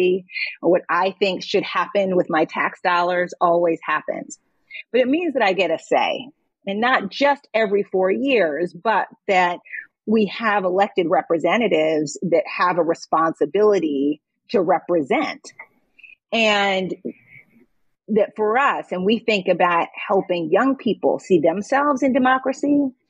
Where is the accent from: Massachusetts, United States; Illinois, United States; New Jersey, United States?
Massachusetts, United States; Boston; moved away as an adult; also born or lived in New York City, United States / India; I grew up in Boston, raised by parents who had moved to Boston, but had grown up in North Carolina under Jim Crow.